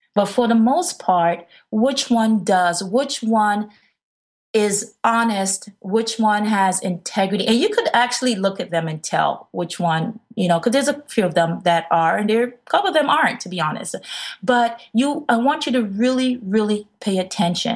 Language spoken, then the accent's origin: English; New York City, New York, United States; an African-American woman growing up in the Bronx, New York